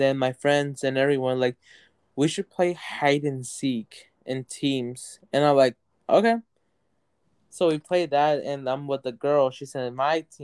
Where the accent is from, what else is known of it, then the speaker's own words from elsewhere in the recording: United States; from the U.S.